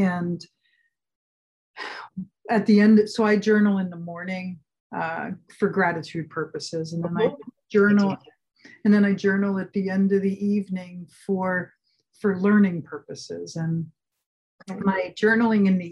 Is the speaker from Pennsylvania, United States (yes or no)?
yes; Philadelphia, Pennsylvania, United States; now in California, United States; I grew up in Philly